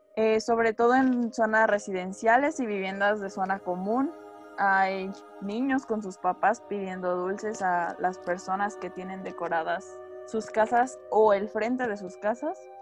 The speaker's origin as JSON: {"language": "Spanish", "country": "Mexico", "said": "nuestra tradición, la cual es del Día de Muertos"}